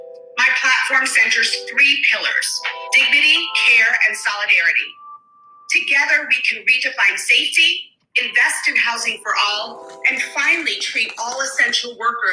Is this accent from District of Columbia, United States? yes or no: no; New York City, New York, United States; I was born and raised in Bed-Stuy. I'm an educator and the single mom of two children who went to our city's public schools.